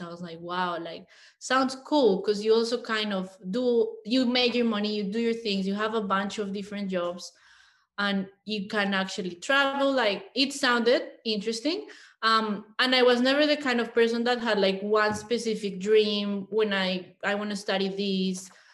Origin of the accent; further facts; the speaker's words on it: Colombia; English is a second language; moved away as an adult; also born or lived in Mexico City, Mexico; now in Australia; I am a Colombian woman. I was actually born in Mexico, but I grew up in Colombia.